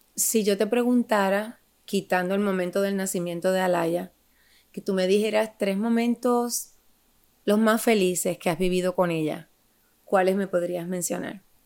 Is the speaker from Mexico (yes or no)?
no; Puerto Rico; Somos boricuas las dos